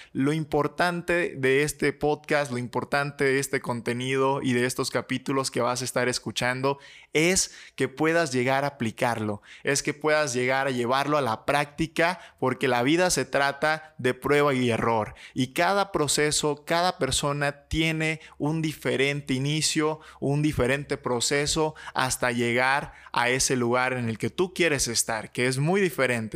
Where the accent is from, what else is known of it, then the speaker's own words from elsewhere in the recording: Michoacán, Mexico; soy mexicano, soy michoacano